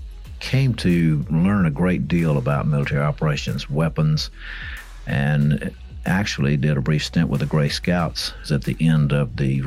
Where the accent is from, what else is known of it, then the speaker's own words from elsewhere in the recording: the American South, United States; being a Southerner with the values that I have